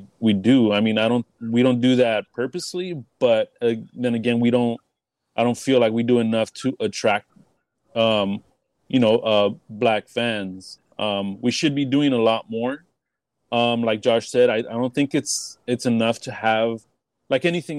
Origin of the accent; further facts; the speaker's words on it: Los Angeles, California, United States; I grew up in Boyle Heights, and it's predominantly Mexican.